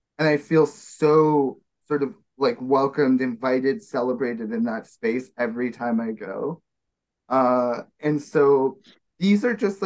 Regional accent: Winnipeg, Manitoba, Canada; moved away; here in Winnipeg, Manitoba, which is my hometown that I'm visiting

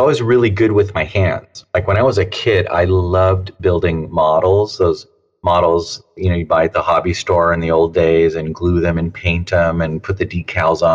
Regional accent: Santa Monica, California, United States; I grew up there in Southern California, Santa Monica

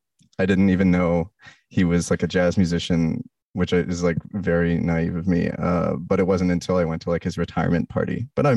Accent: Bowen Island, British Columbia, Canada; moved away as an adult; also born or lived in Toronto, Canada; now in Montreal, Canada; Born in Toronto, moved to the West Coast as a kid. Okay. And then I grew up on an island called Bowen Island.

